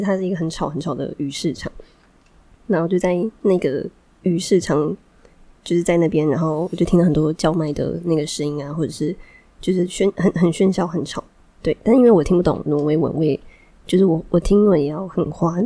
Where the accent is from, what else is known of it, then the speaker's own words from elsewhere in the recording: Taiwan; 哦，我是台湾人